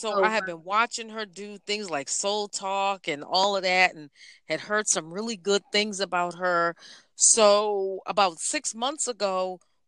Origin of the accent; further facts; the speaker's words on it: Boston, Massachusetts, United States; I am from Boston, Massachusetts